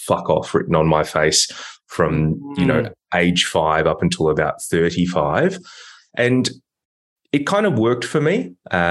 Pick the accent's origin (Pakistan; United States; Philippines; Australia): Australia; Melbourne, Victoria; also born or lived in Hong Kong; I live in Melbourne in Victoria. So I'm, you know, Australian, and I grew up here. I was born in Hong Kong.